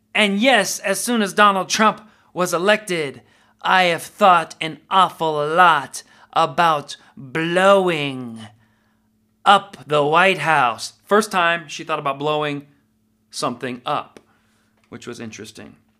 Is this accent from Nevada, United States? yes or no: yes; Nevada, United States; I'm from Nevada.